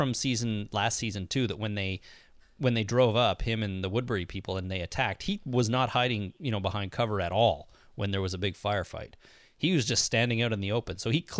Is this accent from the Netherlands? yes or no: no; Canada; I'm Canadian.